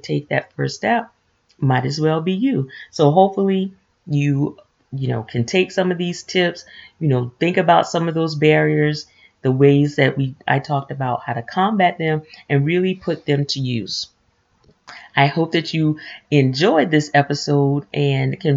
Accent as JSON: {"language": "English", "region": "the South", "country": "United States", "moved": "yes", "said": "we're transplants from the South"}